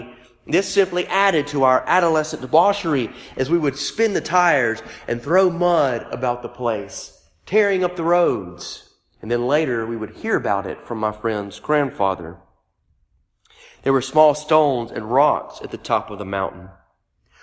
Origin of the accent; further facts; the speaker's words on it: Meridian, Mississippi, United States; my hometown of Meridian, Mississippi